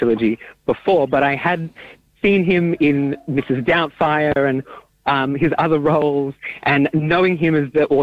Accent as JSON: {"language": "English", "town": "Melbourne", "region": "Victoria", "country": "Australia", "tie": "born or raised there", "said": "I grew up in Melbourne and in amongst a very vibrant community of Yiddish speakers"}